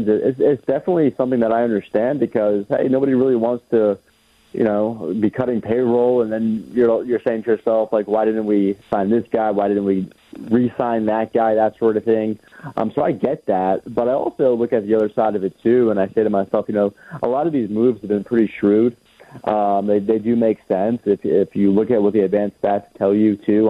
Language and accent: English; New York City, New York, United States; moved away; also born or lived in Florida; growing up in New York City